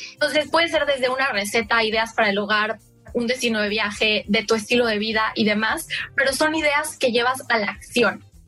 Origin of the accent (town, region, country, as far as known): Mexico; moved away as an adult; also born or lived in United States; now in London, United Kingdom